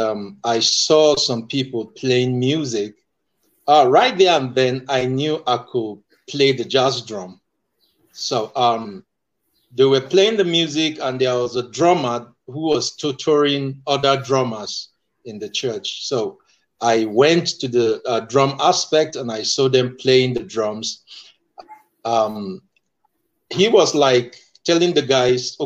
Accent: Nigeria; I am from Nigeria

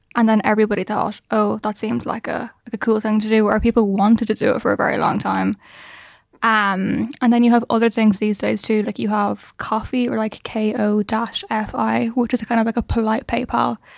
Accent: Ireland; We're Irish

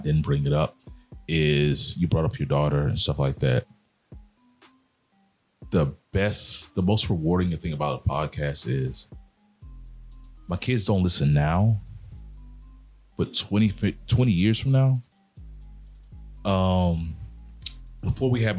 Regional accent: Mobile, Alabama, United States; I'm from Mobile, Alabama. I grew up in the South

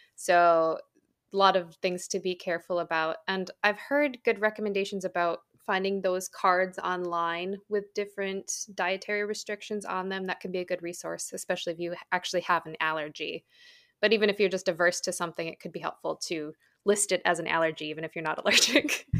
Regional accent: United States; as an American

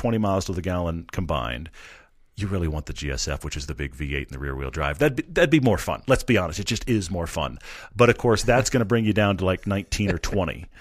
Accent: Houston, Texas, United States; I'm from Texas. I'm, I'm from Houston

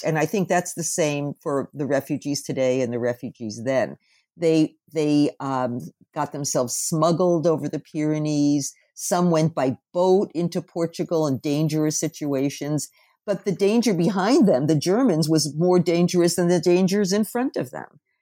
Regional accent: New Jersey, United States; I was born in New Jersey

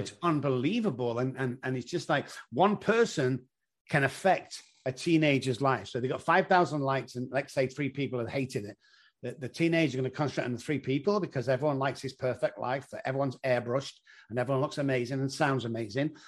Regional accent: Manchester, North West England, United Kingdom; moved away as an adult; now in San Antonio, United States; I come from Manchester in England

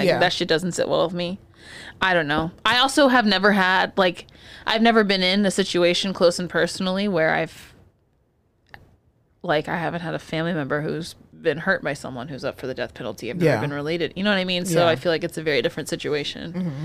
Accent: Texas, United States; I'm from Texas.

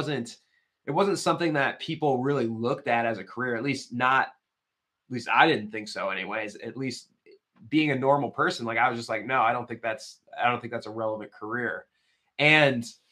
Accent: Midwest, United States; moved away as an adult; also born or lived in Winona, Minnesota; now in Oregon, United States; Was born and raised in the Midwest

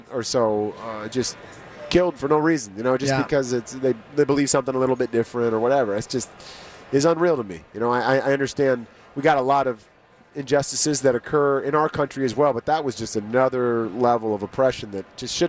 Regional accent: California, United States; also born or lived in Oak Ridge, Tennessee; I mean, I was born there. I grew up mostly in the Bay Area, but I was born there.

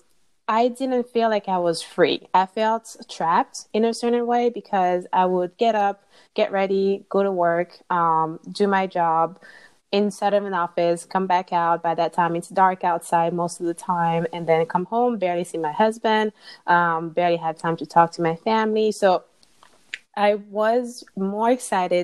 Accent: Martinique; now in Indiana, United States; So currently I live in Indiana, but I'm originally from Martinique in the Caribbean.

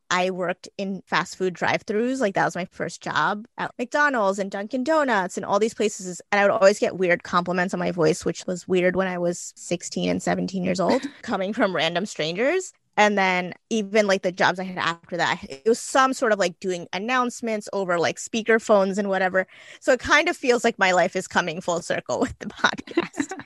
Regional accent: Gujarat, India; now in New Jersey, United States; I'm Indian. I was born in Gujarat, India, but I live in New Jersey.

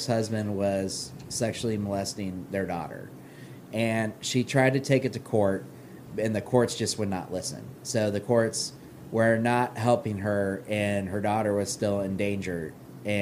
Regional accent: Dayton, Ohio, United States; moved away as an adult; also born or lived in Centerville, Ohio; now in Lexington, United States; I'm originally from Dayton, Ohio

